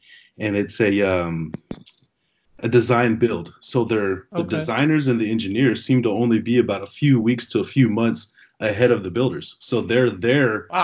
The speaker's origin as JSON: {"language": "English", "town": "San Jose", "region": "California", "country": "United States", "moved": "yes", "lives_now": "Las Vegas, United States", "said": "I'm from San Jose, California, but I actually live in Vegas now"}